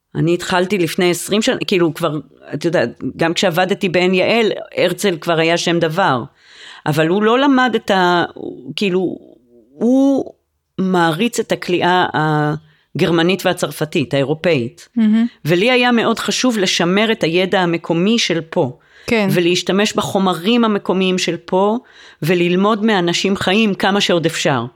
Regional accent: Jerusalem, Jerusalem District, Israel; אני גדלתי בירושלים וטיילתי באזור יהודה ושומרון בנערותי

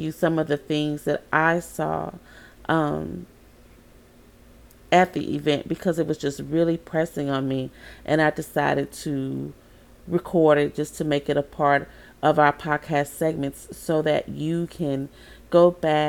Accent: Baton Rouge, Louisiana, United States; moved away; my hometown

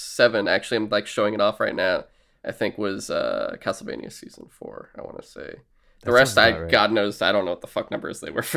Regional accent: United Kingdom; I'm British, so are these.

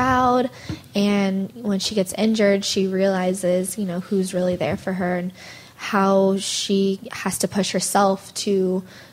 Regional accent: Monterey, California, United States; moved away as an adult; now in North Hollywood, United States; my parents still live up in Monterey, so I'm originally from Monterey

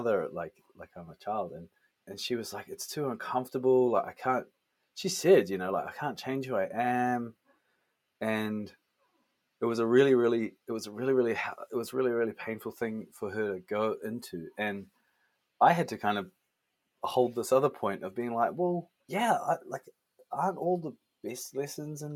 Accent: Mount Maunganui, Bay of Plenty, New Zealand; I come from Mount Maunganui in Aotearoa, New Zealand

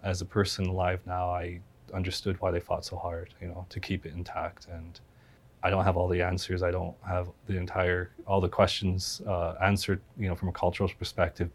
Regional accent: Cut Bank Creek, Montana, United States; I grew up in Cut Bank Creek, my grandparents, and that was uh, heavy runner land

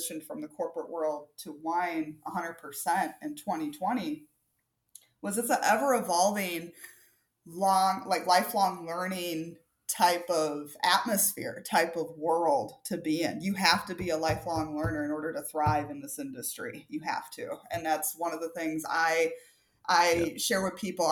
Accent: Wisconsin, United States; moved away; also born or lived in Minnesota / Ohio; I'm originally from Wisconsin

